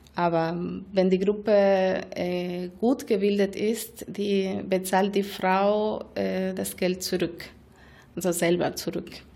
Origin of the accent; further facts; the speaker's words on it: Argentina; German is a second language; moved away as an adult; now in Germany; Ich komme aus Argentinien und habe dort bei einer Mikrofinanzinstitution ProMujer Argentinien äh, ungefähr vier Jahre gearbeitet